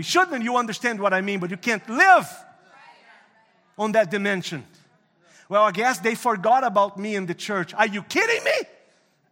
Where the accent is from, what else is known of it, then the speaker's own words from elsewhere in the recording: Brazil; English is a second language; moved away as an adult; now in Canada; I'm a commercial pilot down in Brazil